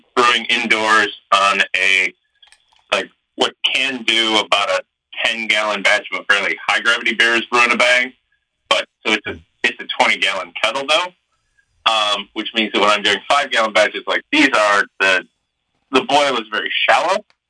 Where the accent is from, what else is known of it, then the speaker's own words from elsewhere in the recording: Michigan, United States; I'm from Michigan